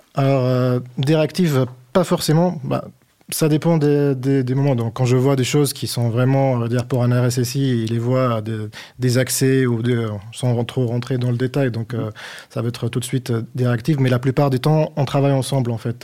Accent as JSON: {"language": "French", "town": "Tunis", "region": "Tunis Governorate", "country": "Tunisia", "also_born_or_lived": "Niort, France", "moved": "as an adult", "lives_now": "France", "said": "je suis passé de Tunis, la capitale, à, Agnor"}